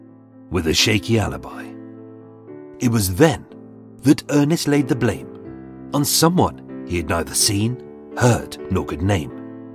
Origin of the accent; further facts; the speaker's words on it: London, United Kingdom; Maybe it's because I'm a Londoner.